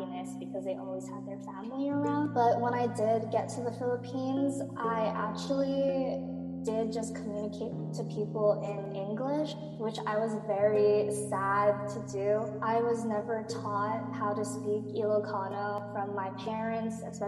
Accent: Mililani, Hawaii, United States; moved away as an adult; also born or lived in Waipahu, Hawaii; now in Boston, United States; I was born and raised on Oahu, Hawaii, specifically Mililani, but I mostly went to school in Waipahu

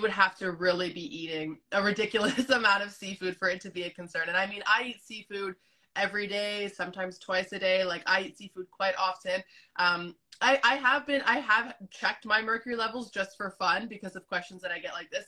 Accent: Canada; also born or lived in Azores, Portugal; I grew up in Canada, but you know, my, my family still has those ties to Portugal

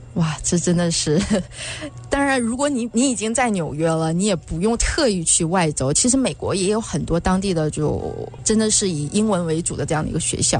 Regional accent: China; moved away; 我是在国内的时候，我们学校是不教英文的，我哦。对，我们是日文，教日文的这样的学校

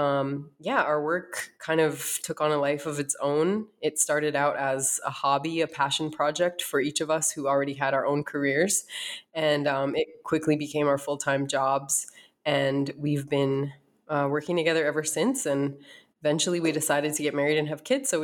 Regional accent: North Dakota, United States; moved away as an adult; also born or lived in East Coast; now in Arizona, United States; I was born and raised in North Dakota

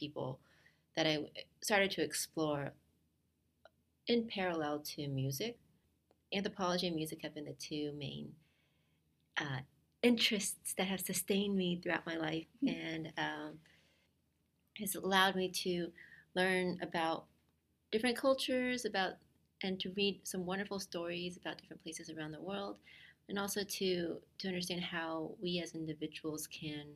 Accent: Dallas, Texas, United States; moved away as an adult; I'm originally from Texas, grew up in Dallas

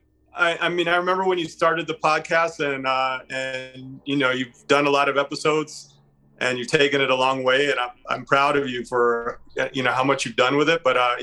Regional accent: Chicago, Illinois, United States; born there; also born or lived in Hawaii / Las Vegas; I was born in Chicago.

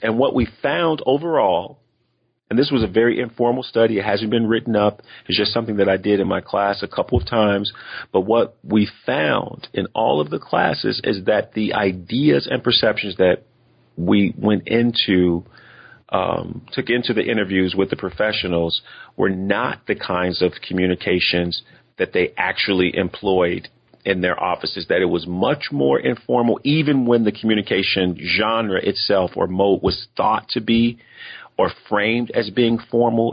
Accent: United States; accent: African American English; I'm African American and have African American English in my background

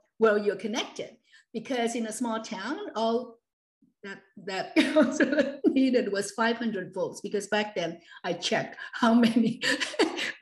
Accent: Hong Kong; born or raised there

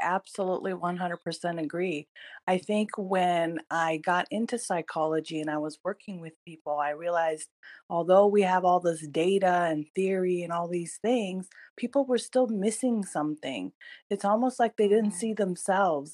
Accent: California, United States; also born or lived in Iran; I am originally from Iran, um, and I was raised in America. I came here when I was in third grade, and um, you know, started my journey in the United States in California

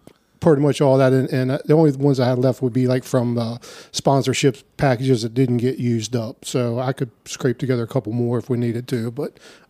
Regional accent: Burkittsville, Maryland, United States; My dad was born and raised in Burkittsville. I've been there his whole life. I've been there my whole life. Population is less than 200.

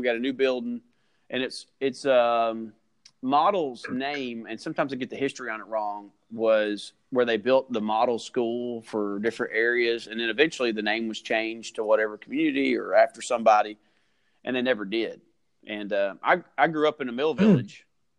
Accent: Kentucky, United States; We're not. We're from Kentucky originally.

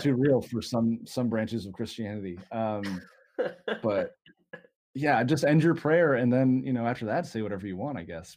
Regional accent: Dallas, Texas, United States; I'm from Dallas

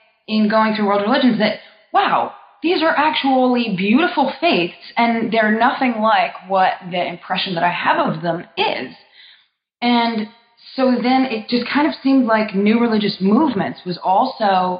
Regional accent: New Jersey, United States; I'm from North Jersey, where I was raised and then went to college

